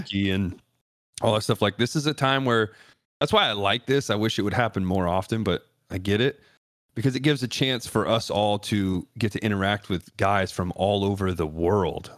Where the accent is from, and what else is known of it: Ohio, United States; born or raised there